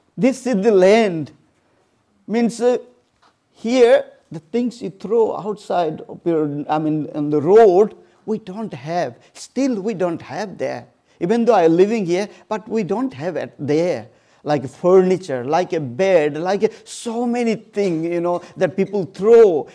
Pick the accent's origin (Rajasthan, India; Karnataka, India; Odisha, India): Odisha, India; moved away; I born and brought up in this small family in a very, very remote place